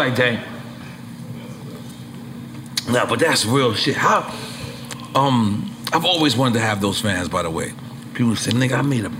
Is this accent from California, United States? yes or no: no; New York City, New York, United States; I'm from Lafayette City.